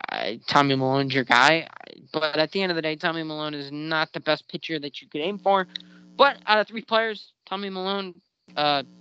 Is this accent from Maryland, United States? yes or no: yes; Maryland, United States; he's from Maryland too, my home state.